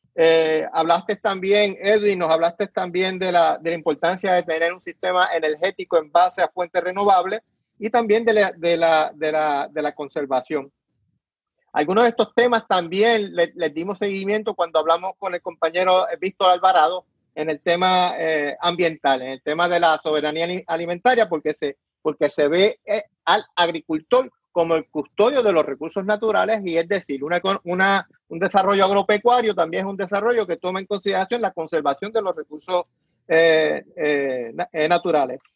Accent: Puerto Rico; moved away; muchos de nosotros que queremos eh, regresar a Puerto Rico

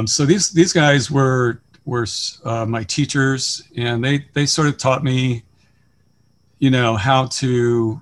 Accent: Chesterland, Ohio, United States; also born or lived in Cincinnati, Ohio; I grew up in Chesterland, Ohio

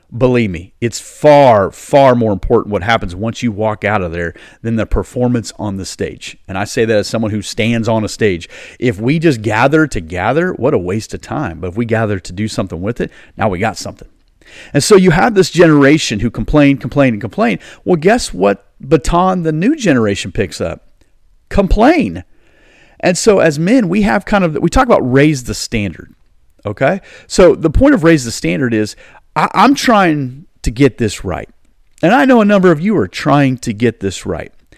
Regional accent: United States; I'm, I'm an American. I love America.

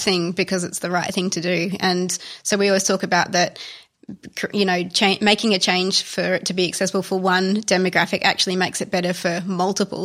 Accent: Australia; also born or lived in Italy; being an Australian

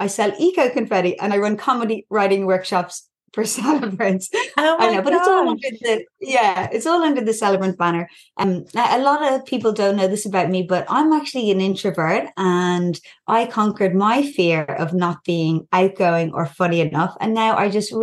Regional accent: Ireland; accent: Irish; moved away as an adult; now in Newcastle, Australia; I'm Irish, as you can probably hear from my accent.

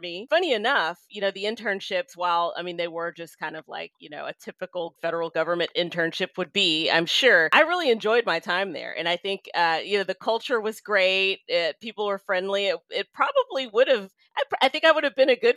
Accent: Memphis, Tennessee, United States; growing up in Memphis, Tennessee, as I did

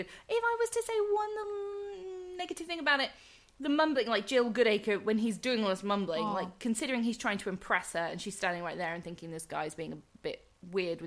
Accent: England, United Kingdom; us as English people

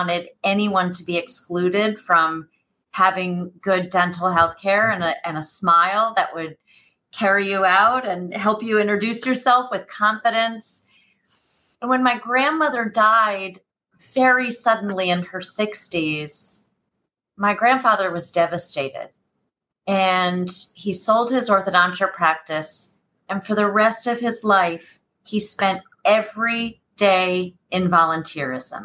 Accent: Washington, District of Columbia, United States; now in Orange County, United States; I am a fourth generation native Washingtonian, born and bred in Washington, D.C.

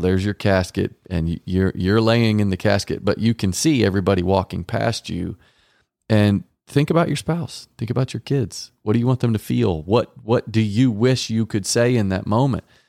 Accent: Garland, Texas, United States; I was raised in Garland, Texas, with two parents that stayed together

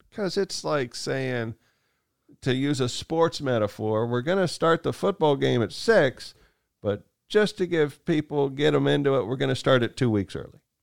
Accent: Kansas, United States; growing up in Kansas

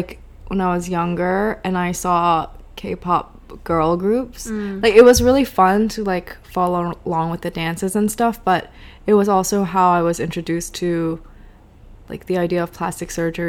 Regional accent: United States; Because my understanding of being American is always informed by the fact that I am Korean. And my understanding of being Korean is always informed by the fact that I grew up in America.

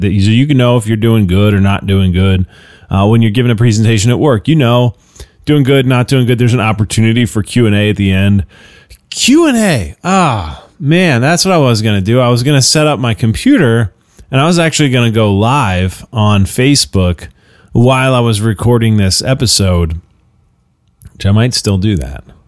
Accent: United States

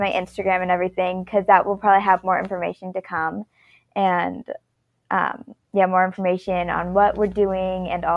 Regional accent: Fort Wayne, Indiana, United States; I'm also from Fort Wayne, Indiana

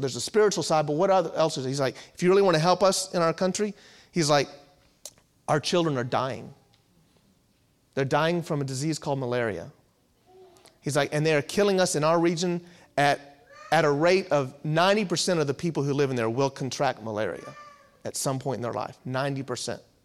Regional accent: Virginia Beach, Virginia, United States; also born or lived in Louisville, Kentucky / Danville, Virginia; born and raised in Virginia, Virginia Beach area

